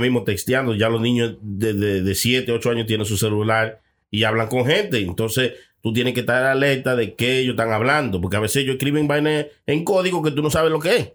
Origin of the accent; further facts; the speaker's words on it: Inver, Puerto Plata, Dominican Republic; era en el pueblo donde yo soy, que es Inver que es un pueblito chiquito